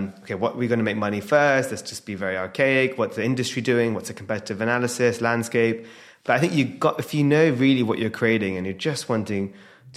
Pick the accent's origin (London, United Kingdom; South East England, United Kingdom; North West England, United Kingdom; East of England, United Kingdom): London, United Kingdom; I'm obviously born and raised in London